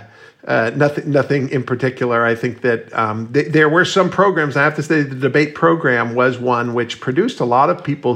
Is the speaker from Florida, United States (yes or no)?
yes; Miami, Florida, United States; moved away; I grew up with Ketanji Brown Jackson in Miami